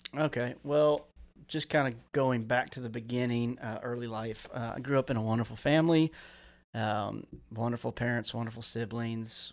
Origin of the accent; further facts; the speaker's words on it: Central Florida, United States; moved away; also born or lived in California / Tallahassee, Florida; we were out in the swamps where I grew up down in South Florida, uh, well, Central Florida.